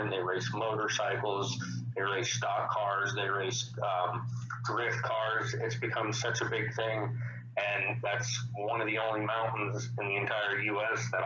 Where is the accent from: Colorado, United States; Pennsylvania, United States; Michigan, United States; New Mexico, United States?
Colorado, United States; Colorado Springs; Springs, Colorado. I was born and raised back in 1987. Came from the east side of town.